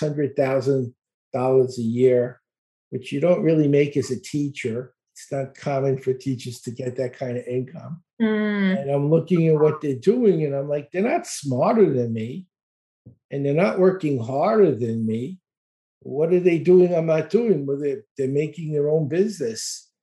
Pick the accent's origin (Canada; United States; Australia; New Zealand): United States; New York City, New York; also born or lived in Dallas, Texas; now in Florida, United States; I live in Florida. I grew up in Brooklyn. I lived in Texas near Dallas for 23 years and we moved to Florida about 2 years ago